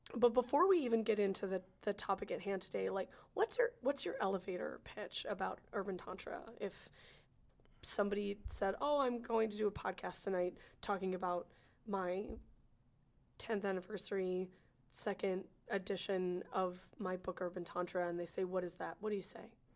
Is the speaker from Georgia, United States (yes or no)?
no; California, United States; I'm from California